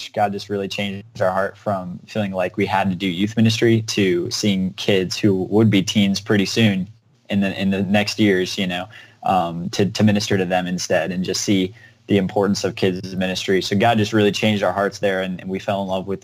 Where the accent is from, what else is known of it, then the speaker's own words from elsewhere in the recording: Alabama, United States; moved away as an adult; also born or lived in South Carolina; now in Glendale, Ohio, United States; I grew up in Alabama, and then up until I was 18